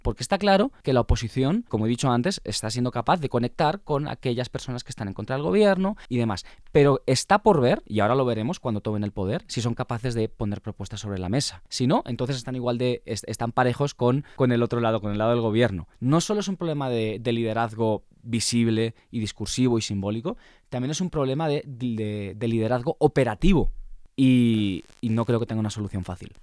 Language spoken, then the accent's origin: Spanish; Spain; now in Colombia; me da mucha envidia como español